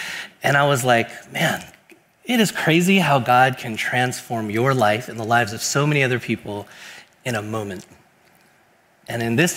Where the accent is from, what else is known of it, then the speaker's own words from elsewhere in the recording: Bay Area, California, United States; I've been here in the Bay Area my whole life